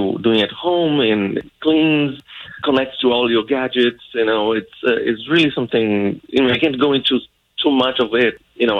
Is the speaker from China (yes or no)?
no; Brazil; moved away; I'm originally from Brazil.